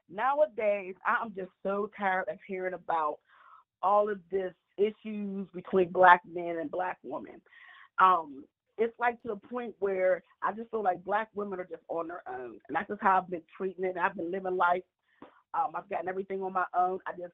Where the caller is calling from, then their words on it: Atlanta, Georgia, United States; I'm calling from Atlanta.